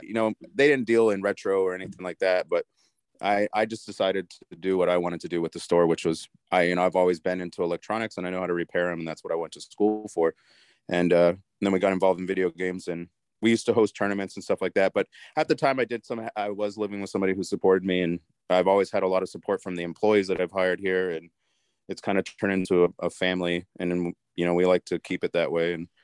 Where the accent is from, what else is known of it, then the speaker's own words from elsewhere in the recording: New Mexico, United States; moved away as an adult; I'm originally from New Mexico. So I moved here in 2007.